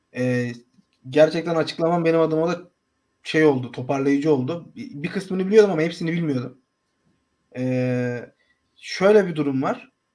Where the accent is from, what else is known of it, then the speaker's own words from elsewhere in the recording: Akhisar, Manisa, Turkey; ben Akisarlıyım